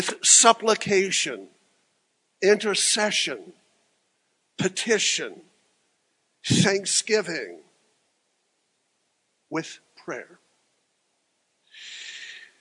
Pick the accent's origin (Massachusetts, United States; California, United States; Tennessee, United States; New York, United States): Tennessee, United States; Franklin; welcome to Franklin, my hometown